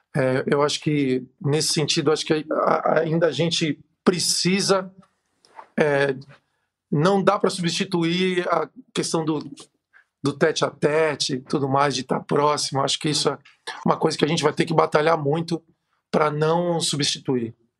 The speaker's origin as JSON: {"language": "Portuguese", "country": "Brazil", "said": "a gente como brasileiro, como povo latino"}